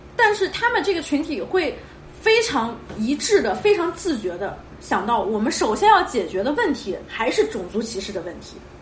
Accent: China; first language Chinese; 其实我们是认同自己中国人这个身份的，毕竟我们的母语是中文

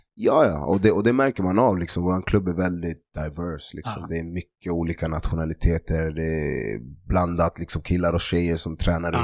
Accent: Stockholm, Stockholm County, Sweden; also born or lived in Vällingby / Guinea (ancestry); jag är född och uppvuxen i Tensta

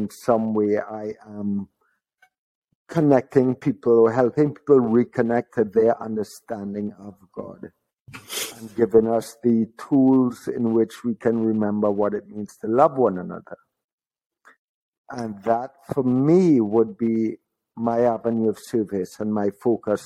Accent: Trinidad & Tobago; also born or lived in Florida; growing up in Trinidad

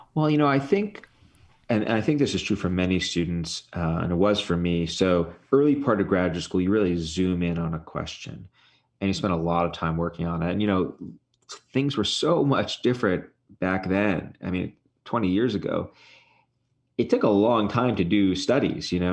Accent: New York City, New York, United States; moved away; where I grew up in Brooklyn

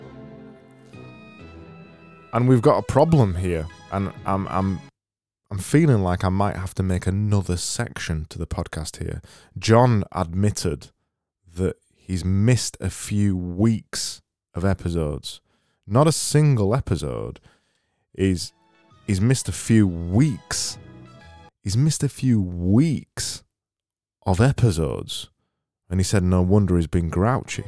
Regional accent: Yorkshire and the Humber, United Kingdom; I'm from Yorkshire.

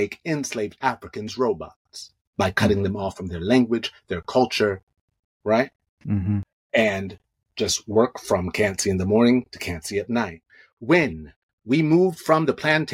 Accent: New York, United States; now in Los Angeles, United States; I'm from New York. I see, you know, and I live in LA.

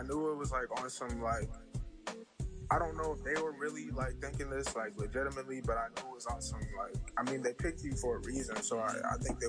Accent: Burke, Virginia, United States; now in Atlanta, United States; I'm from Burke, Virginia

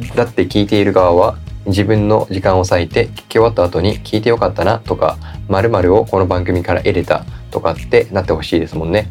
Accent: Kagoshima, Japan; now in Yokohama, Japan; 僕その鹿児島で育ってたから

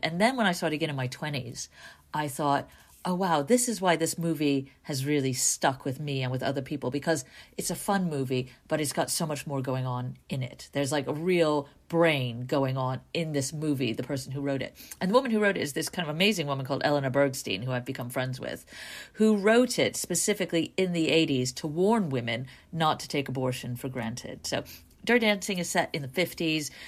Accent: New York, United States; growing up in New York

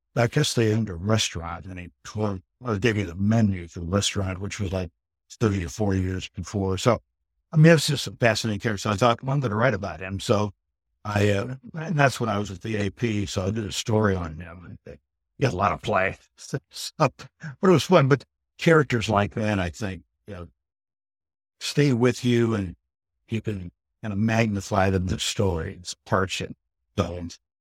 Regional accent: Ohio, United States; moved away; also born or lived in Austin / Houston / Phoenix / Myrtle Beach; I'm originally from Ohio and, um, lived in Austin, Houston, Phoenix, Myrtle Beach

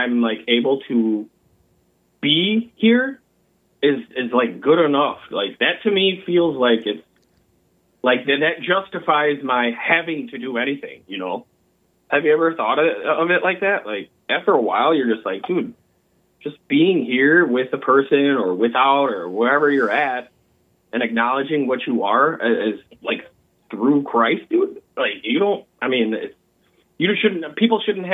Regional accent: Lake County, Illinois, United States; accent: almost Canadian or Minnesota accent; now in Chicago, United States; I live in the city, but I'm from Lake County

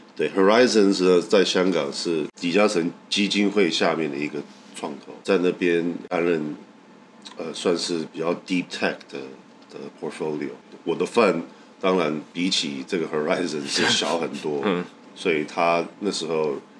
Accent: Taiwan; 我们台湾人

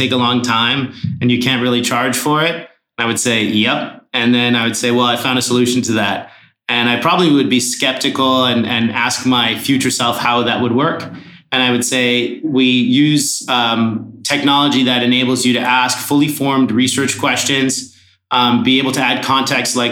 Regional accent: Canada; I am a Canadian entrepreneur, first generation immigrant

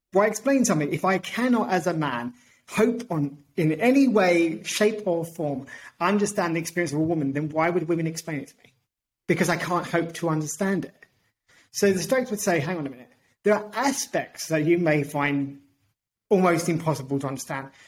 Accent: United Kingdom; also born or lived in Portugal; now in Australia; I'm British and Portuguese.

